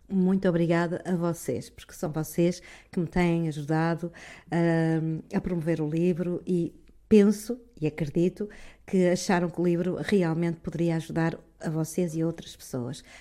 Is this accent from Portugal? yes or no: yes; Norte, Portugal; accent: northern Portuguese; com a minha pronúncia do norte aqui bem acentuada.